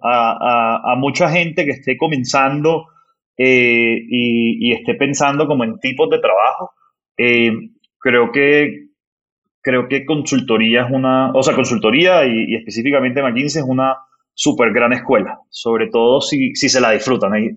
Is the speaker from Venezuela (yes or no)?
no; Barranquilla, Atlántico, Colombia; soy, soy barranquillero del, del norte de Colombia